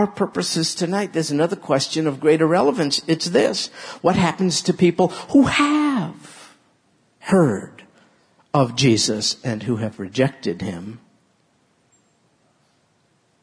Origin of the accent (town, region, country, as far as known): New York, United States